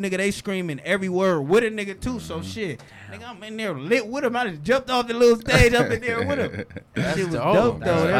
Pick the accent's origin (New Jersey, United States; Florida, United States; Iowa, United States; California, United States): California, United States; Compton; I'm from Compton